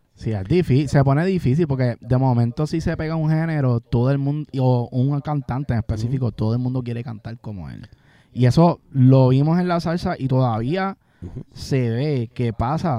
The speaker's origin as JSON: {"language": "Spanish", "country": "Puerto Rico"}